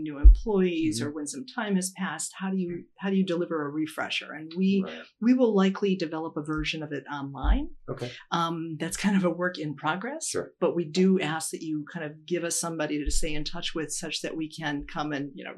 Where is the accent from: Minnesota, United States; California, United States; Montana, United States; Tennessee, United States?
Minnesota, United States; now in Connecticut, United States; I'm originally from the Midwest. Minnesota, actually, land of the covered dish